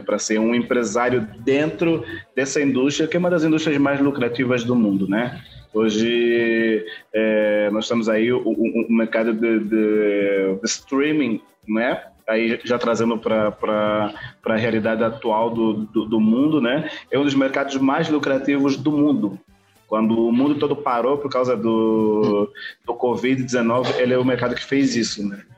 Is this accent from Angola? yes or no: yes; Bié, Angola; moved away as an adult; now in Brazil; sou de Angola, é, propriamente dito do, do BIE. É, moro no Brasil desde 2008